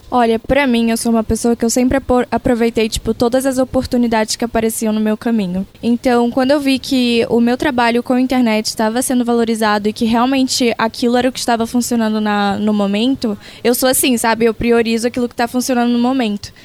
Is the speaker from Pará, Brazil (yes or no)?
yes; interior of Pará, Brazil; now in São Paulo, Brazil; apesar de eu não ser uma pessoa, né, naturalmente paulista, mas eu sou lá do Pará, eu trago minhas raízes de lá